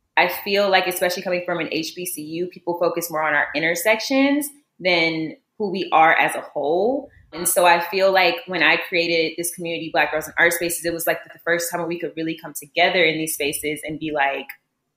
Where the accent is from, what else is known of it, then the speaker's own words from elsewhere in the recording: Columbia, South Carolina, United States; moved away as an adult; now in Dallas, United States; I'm originally from Columbia, South Carolina